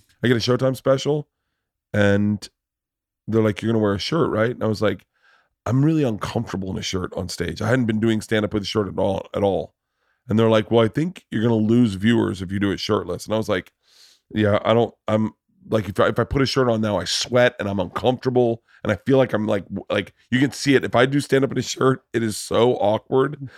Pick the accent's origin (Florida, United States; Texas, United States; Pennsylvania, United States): Florida, United States; Tampa; I grew up in Tampa